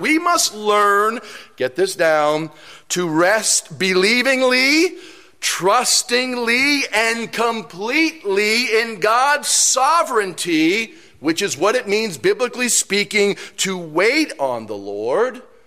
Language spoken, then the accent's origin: English; New York City, New York, United States; I'm from New York City